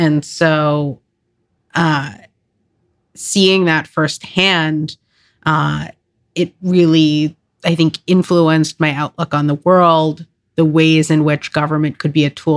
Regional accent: Long Island, New York, United States; I grew up on Long Island.

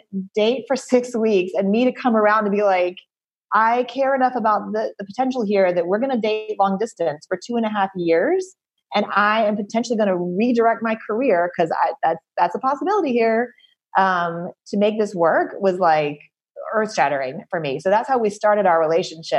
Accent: the South, United States; moved away as an adult; also born or lived in Ithaca, New York / Los Angeles; I grew up in the South and I didn't consider myself very much of a Southerner.

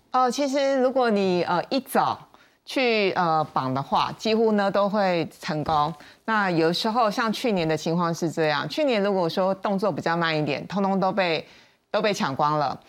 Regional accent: Taiwan; 身为台湾人

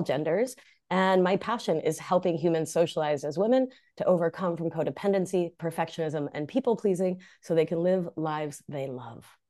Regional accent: Rhode Island, United States; first language Spanish; English is a second language; moved away as an adult; also born or lived in Argentina; now in Hudson Valley, New York, United States; I hail from Rhode Island, greatest state in the Union

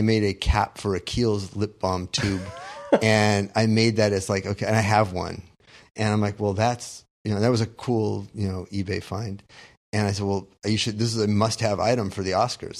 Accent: Southern California, United States; growing up in Southern California

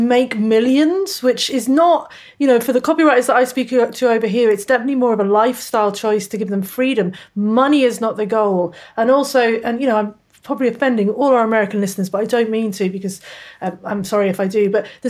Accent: United Kingdom; moved away as an adult; also born or lived in England; now in Australia; I'm actually British, although I live in Australia.

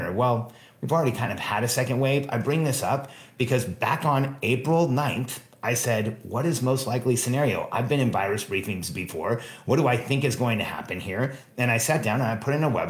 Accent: Mexico; now in United States; I was born in Mexico

